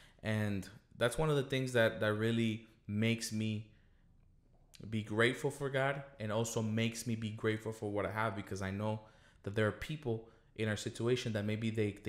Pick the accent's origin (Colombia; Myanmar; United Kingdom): Colombia; moved away; We came from Colombia in 1999 because our family was threatened by a terrorist organization, you know.